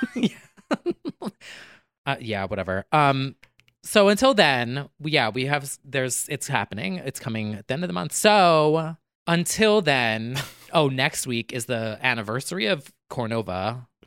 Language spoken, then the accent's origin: English; New Jersey, United States; we're both from Jersey